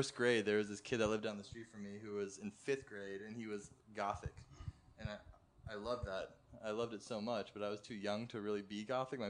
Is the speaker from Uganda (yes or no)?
no; Houston, Texas, United States; also born or lived in Dallas, Texas / Austin, Texas; Houston. Well, Texas. I lived in Dallas until fifth grade. And then I lived in Houston from fifth grade to college.